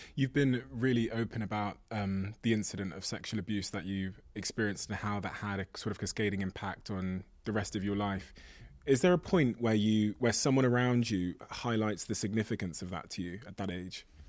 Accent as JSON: {"language": "English", "area": "Devon", "region": "South West England", "country": "United Kingdom", "tie": "born or raised there", "said": "I grew up in Devon in the Southwest"}